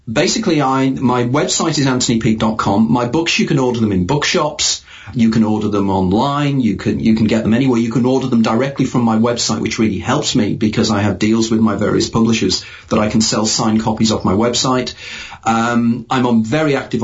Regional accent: United Kingdom; as a Brit living in an island

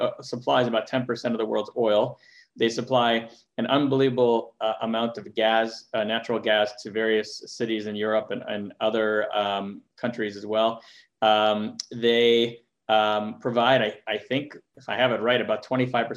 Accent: Montreal, Quebec, Canada; now in California, United States; I grew up in Montreal, so I've been through the tough weather and very cold and snowy weather

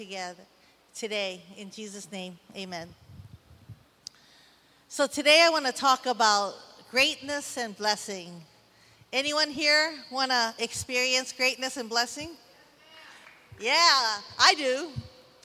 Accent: San Francisco, California, United States; now in Waimanalo, United States; I'm from Chinatown, San Francisco, and now my home is in beautiful Waimanalo

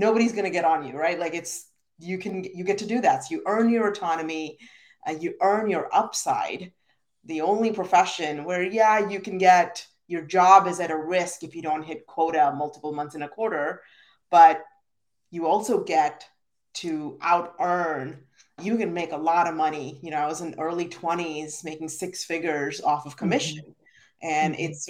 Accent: India; moved away as an adult; now in United States; I'm originally from India, very proud immigrant, and I moved to the US for school at 18 years old

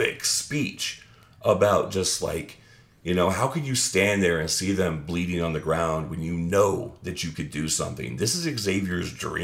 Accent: Phoenix, Arizona, United States; moved away; Phoenix, Arizona. That's my hometown.

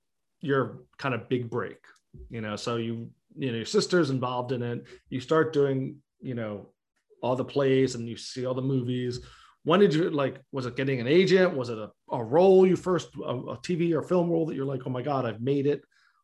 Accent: United Kingdom; I'm a British girl.

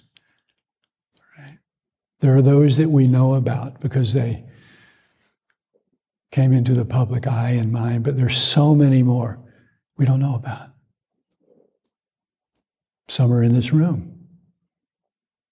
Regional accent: Atlanta, Georgia, United States; growing up in Atlanta

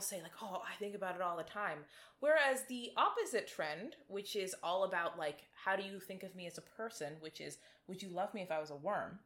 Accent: Toronto, Ontario, Canada; we are from Toronto

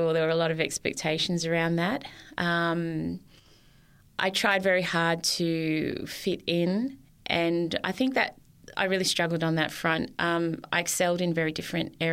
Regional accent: Sydney, New South Wales, Australia; I was born in Sydney, in Annandale, and I grew up mainly in places like Campsie and Wylie Park

